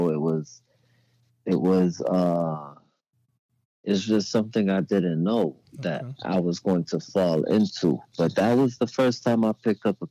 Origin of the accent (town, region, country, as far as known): Maryland, United States; moved away as an adult